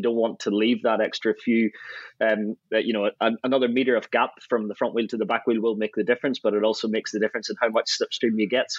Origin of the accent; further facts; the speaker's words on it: Ireland; I think because I grew up in Ireland and the road racing scene